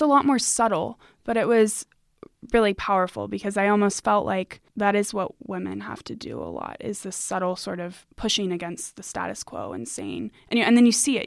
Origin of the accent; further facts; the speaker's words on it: United States; as a Hispanic woman, I you know, I grew up in America